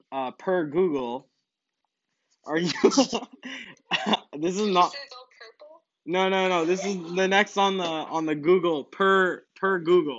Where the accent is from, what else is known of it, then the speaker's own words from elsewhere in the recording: Montreal, Quebec, Canada; also born or lived in Boston, United States; I was born in Boston. I moved to Montreal.